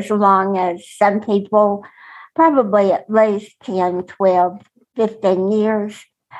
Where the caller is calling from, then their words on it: Texas, United States; from Texas